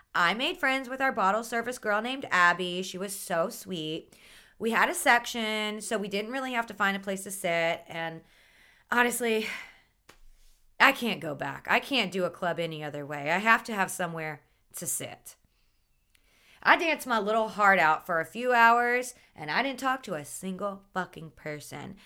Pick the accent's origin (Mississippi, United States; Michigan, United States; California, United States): Mississippi, United States; moved away as an adult; also born or lived in New Orleans, Louisiana; now in Miami, United States; I grew up in Mississippi and lived in New Orleans for the past ten years